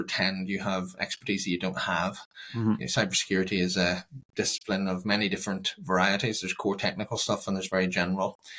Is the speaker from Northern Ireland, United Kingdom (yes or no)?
yes; Northern Ireland, United Kingdom; moved away; I'm originally from Northern Ireland, not far from you